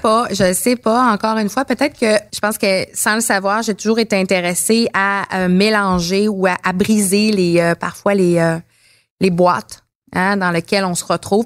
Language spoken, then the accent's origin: French; Montreal, Quebec, Canada; j'ai grandi à Montréal